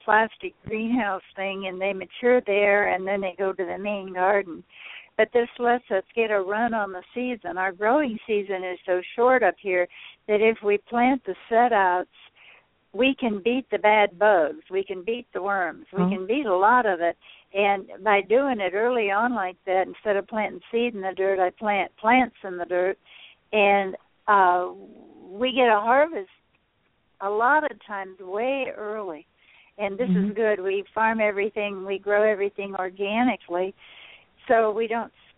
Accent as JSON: {"language": "English", "town": "Dallas", "region": "Texas", "country": "United States", "moved": "as an adult", "lives_now": "Minnesota, United States", "said": "I'm from Dallas, Texas, and 22 years ago, we moved to Minnesota"}